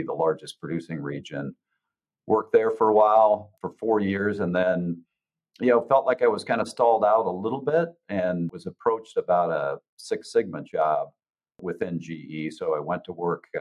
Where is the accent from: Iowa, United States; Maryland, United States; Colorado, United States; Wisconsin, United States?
Iowa, United States; moved away as an adult; also born or lived in Dallas area; my hometown that I was living and working out of in Iowa